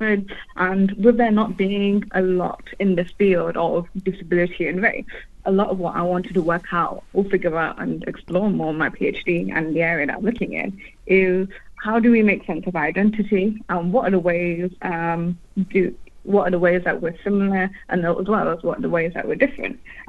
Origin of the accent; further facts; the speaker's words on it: United Kingdom; I'm British Bangladeshi